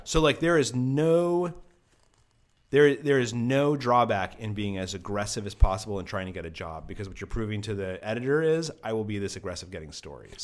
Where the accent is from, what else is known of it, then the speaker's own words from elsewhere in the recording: Albuquerque, New Mexico, United States; also born or lived in Cairo, Egypt; I grew up in Albuquerque, New Mexico